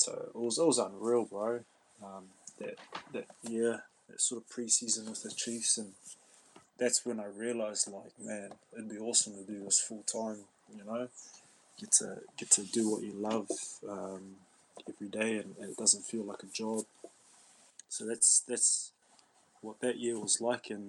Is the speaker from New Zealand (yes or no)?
yes; Waikato, New Zealand; I'm I'm from Waikato, and it sort of it sort of worked out quite well. All my mum's side were all from South Waikato.